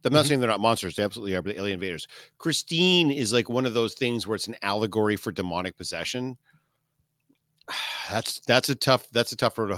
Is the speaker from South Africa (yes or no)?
yes; South Africa; I'm South African